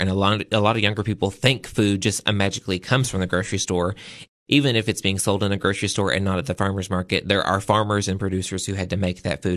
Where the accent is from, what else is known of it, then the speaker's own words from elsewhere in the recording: the South, United States; I'm from the South